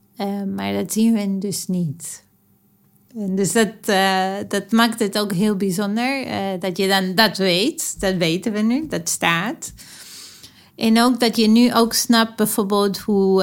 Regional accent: Argentina; moved away; Ik ben opgegroeid in Argentinië

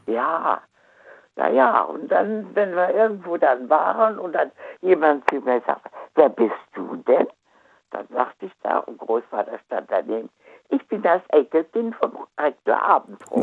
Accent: Wuppertal, North Rhine-Westphalia, Germany; Ich bin ja aus Wuppertal

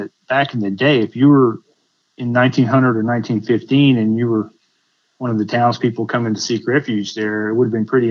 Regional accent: Liberty County, Texas, United States; I grew up in Liberty County, which is just about an hour away from Bolivar inland, where our main farm and ranch was

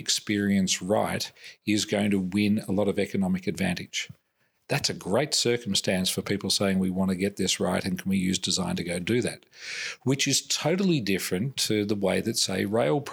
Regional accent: Australia; I'm Australian

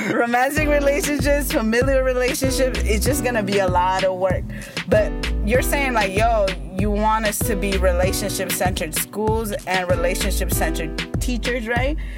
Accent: United States; first language Spanish; English is a second language; i'm an immigrant i was primarily raised in the united states um, i came when i was like three years old

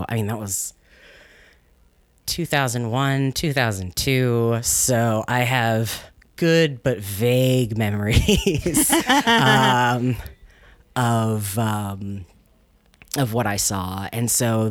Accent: Chesterfield County, outside Richmond, Virginia, United States; also born or lived in Washington, D.C. area; I grew up in Virginia. I was born in the DC area. And then when I was about 8, we moved down to just outside of Richmond, Chesterfield County.

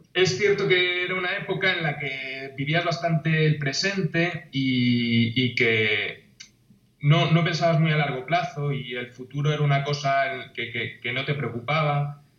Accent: A Coruña, Galicia, Spain; yo soy de La Coruña, de una ciudad de Galicia que está situada en la costa

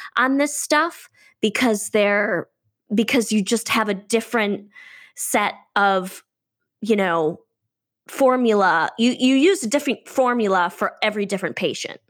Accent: Midwest, United States; moved away; also born or lived in California; I grew up in the Midwest, which, you know, is embedded, it's middle America.

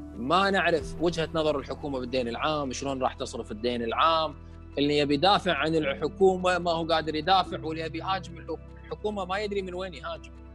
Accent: Kuwait; ما عندنا مبرمجين كويتيين

